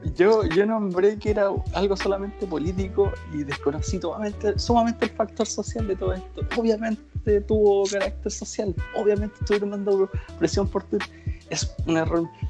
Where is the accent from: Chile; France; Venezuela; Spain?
Chile; Rancagua, O'Higgins; soy de Rancagua